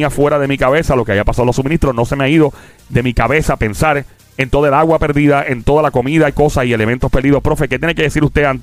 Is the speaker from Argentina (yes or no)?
no; Puerto Rico; Y más que soy ex diáspora boricua